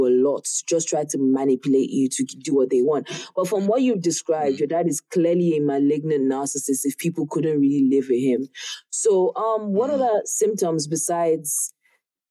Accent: Nigeria; the way we grew up in Africa or Nigeria

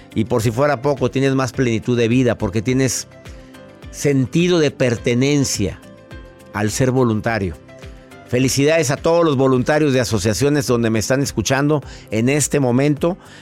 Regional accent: Monterrey, Nuevo León, Mexico; ser voluntario de Caritas Monterrey en mi ciudad donde yo nací durante tantos años

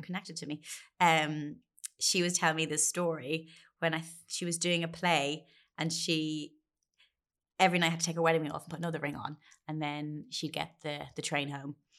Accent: Ireland; as a kid growing up in Catholic Ireland

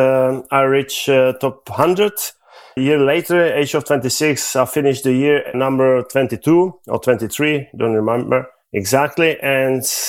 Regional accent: Prague, Czechia; I was born 1970 in Prague.

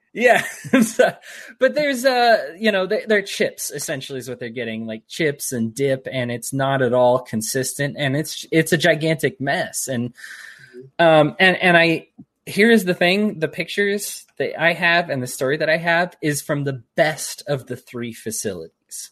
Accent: United States; I'm an American.

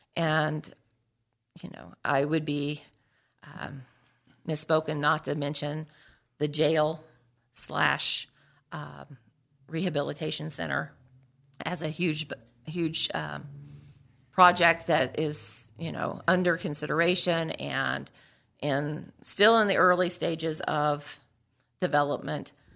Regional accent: New Castle, Indiana, United States; I grew up in Newcastle, graduate of Newcastle Chrysler High School.

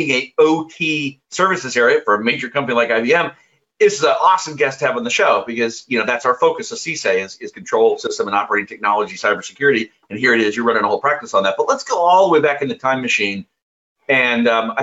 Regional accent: Midwest, United States; moved away; I'd grown up in the Midwest

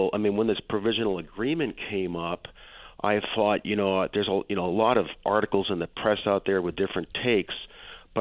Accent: Western Massachusetts, United States; now in California, United States; I have half my life on the East Coast and half my life on the West Coast, so here in California, but I grew up in Western Massachusetts

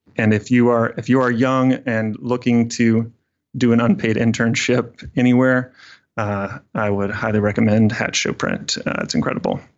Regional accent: Fairhope, Alabama, United States; I grew up in Southern Alabama. Um, very small town called Fairhope

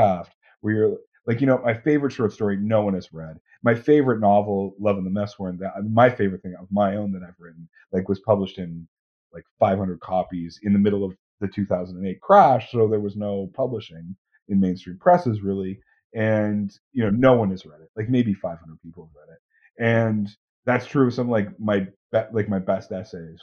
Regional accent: Canada; I am 100% Canadian

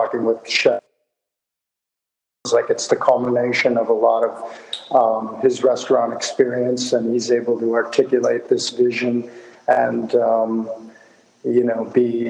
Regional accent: Ann Arbor, Michigan, United States; I grew up in Ann Arbor, Michigan, outside of Detroit

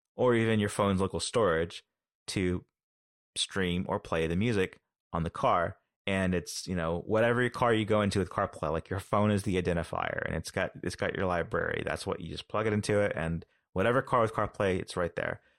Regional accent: United States; as an American

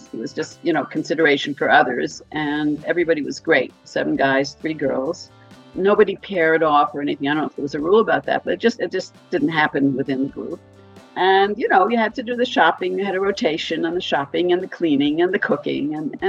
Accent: New York, United States; moved away as an adult; now in Israel; For example, growing up in Manhattan, I had never built a sukkah.

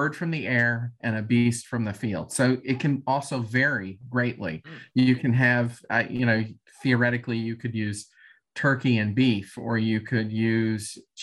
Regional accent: Texas, United States; moved away; also born or lived in Kansas City / North Carolina / Kentucky; I grew up in Texas

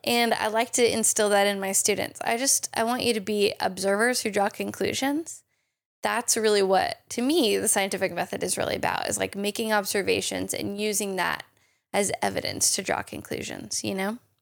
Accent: United States; I'm also an American chemist

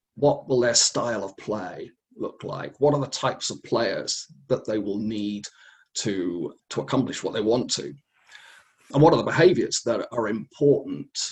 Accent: England, United Kingdom; Growing up in England

